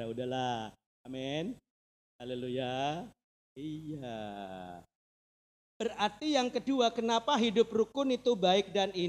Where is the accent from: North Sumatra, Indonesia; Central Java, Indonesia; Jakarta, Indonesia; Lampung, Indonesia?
Central Java, Indonesia; Purwodadi; saya dari itu saya dari Purwodadi